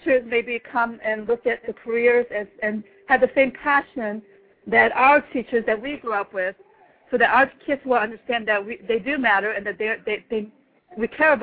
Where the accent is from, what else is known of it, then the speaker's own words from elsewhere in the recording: Washington, District of Columbia, United States; I'm from Washington, D.C.